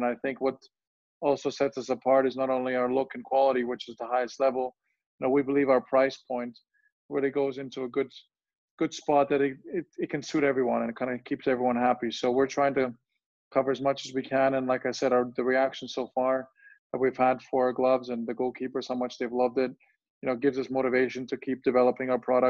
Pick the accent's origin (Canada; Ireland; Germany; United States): Germany; English is a second language; also born or lived in Bosnia; I was born in Bosnia, and soon after that, you know, a big conflict, the war broke out, and my family had to move away from Bosnia when I was 4 years old, and we ended up moving to Germany.